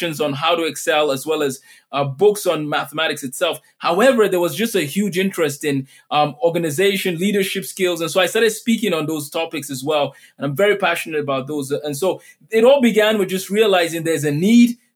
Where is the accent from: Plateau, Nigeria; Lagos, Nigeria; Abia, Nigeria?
Lagos, Nigeria; moved away; I grew up in Lagos, Nigeria. That's where I did my elementary school and my secondary school.